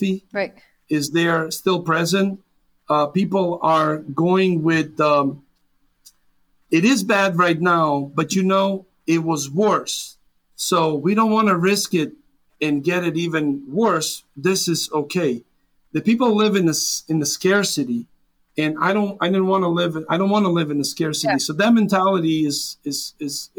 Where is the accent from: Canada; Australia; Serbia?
Serbia; English is a second language; moved away as an adult; now in United States; I was born and raised in Serbia, former Yugoslavia, a little town